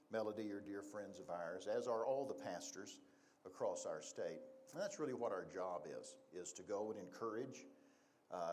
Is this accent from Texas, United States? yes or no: yes; Texas, United States; moved away as an adult; now in Casper, United States; We are originally from Texas. We moved up here 25 years ago to Casper